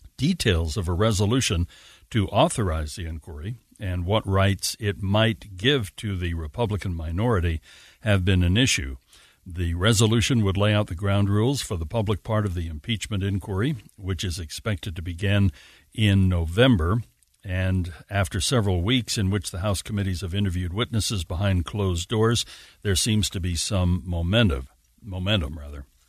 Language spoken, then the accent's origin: English; Salt Lake City, Utah, United States; also born or lived in Eureka, Utah; I'm from Sugar House, you know, originally, and then Eureka